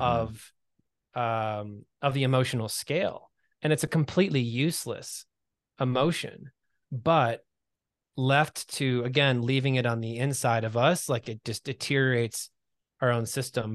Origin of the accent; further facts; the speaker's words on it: Michigan, United States; now in Los Angeles, United States; I'm from Michigan originally